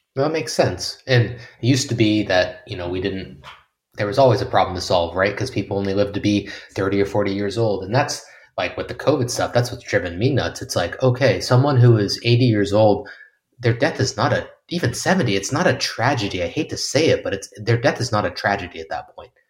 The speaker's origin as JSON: {"language": "English", "country": "United States", "moved": "as an adult", "said": "as an American"}